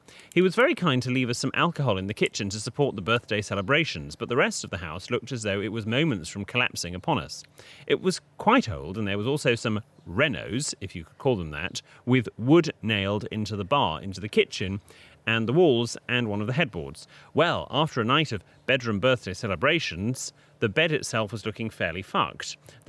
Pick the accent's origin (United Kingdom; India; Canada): United Kingdom; Being very British about it, we all went out for dinner